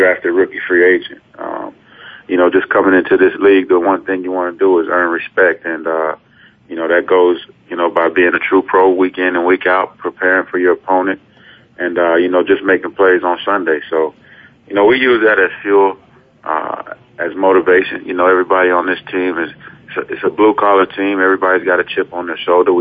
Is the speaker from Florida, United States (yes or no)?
yes; Ocala, Florida, United States; moved away as an adult; also born or lived in San Diego; now in Buffalo, United States; my hometown, Ocala, Florida, and now where I play at in Buffalo